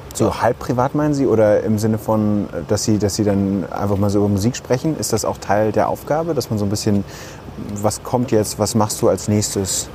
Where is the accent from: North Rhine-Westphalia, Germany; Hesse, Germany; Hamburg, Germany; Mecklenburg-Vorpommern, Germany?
North Rhine-Westphalia, Germany; Ruhr area; ich komme aus dem Ruhrgebiet